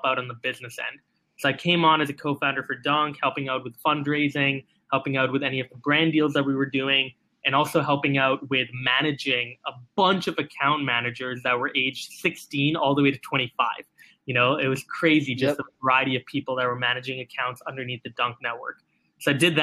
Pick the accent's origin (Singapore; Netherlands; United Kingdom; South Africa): Singapore; I was born and raised in Singapore